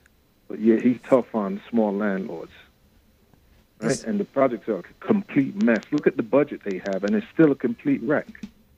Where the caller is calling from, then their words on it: Brooklyn, New York, United States; … from Brooklyn.